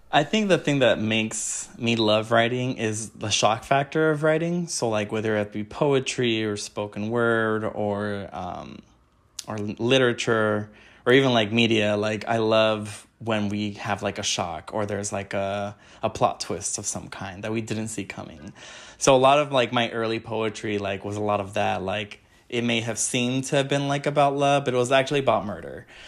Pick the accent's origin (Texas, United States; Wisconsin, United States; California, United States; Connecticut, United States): California, United States; Wilmington; I grew up in Wilmington, California